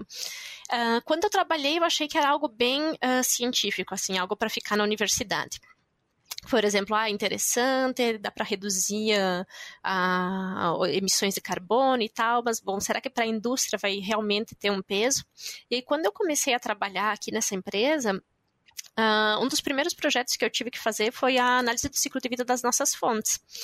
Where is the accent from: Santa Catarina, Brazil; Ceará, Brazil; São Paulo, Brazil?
Santa Catarina, Brazil; Concórdia; moved away as an adult; also born or lived in Curitiba; now in France; eu nasci em Concórdia e é uma cidade que é a sede da Embrapas Finos e Aves